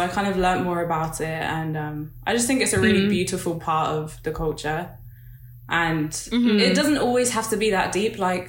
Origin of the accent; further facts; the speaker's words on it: Nigeria; But with the waist beads, I'm Nigerian, and I haven't like always worn them